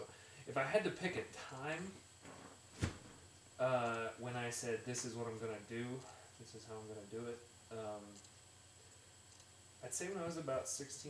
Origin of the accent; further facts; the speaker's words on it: Lubbock, Texas, United States; I grew up in Lubbock, Texas, which, when I was growing up, it was between 60,000 and 80,000 in there in like the outlying area.